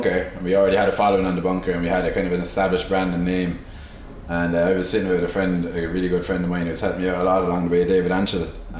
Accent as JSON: {"language": "English", "town": "Clonmel", "region": "Munster", "country": "Ireland", "tie": "born or raised there", "said": "And I always loved Clonmel. And I suppose, like, seeing all my friends going off travelling and stuff like that, I kind of decided I was going to plant my roots here a little earlier."}